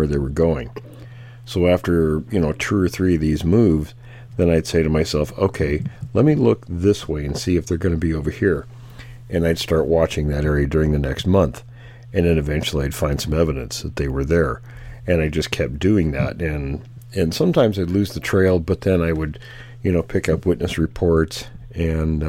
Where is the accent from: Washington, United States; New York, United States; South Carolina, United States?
Washington, United States; moved away; I was born and raised in Washington, so I lived there a total of 50 years